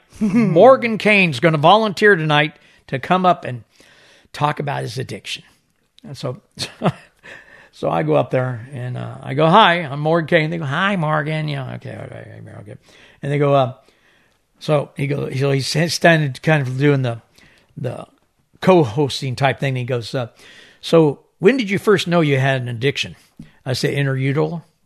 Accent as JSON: {"language": "English", "country": "Isle of Man", "tie": "born or raised there", "said": "I was born on the Isle of Man. I was living off the corner of Hillberry"}